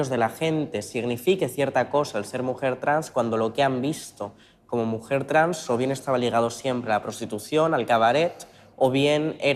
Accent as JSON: {"language": "Spanish", "town": "La Solana", "region": "Castilla-La Mancha", "country": "Spain", "tie": "born there"}